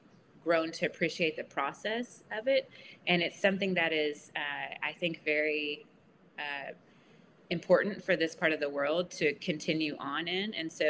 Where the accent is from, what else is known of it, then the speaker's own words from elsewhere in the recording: United States; moved away as an adult; now in Malaysia; as an American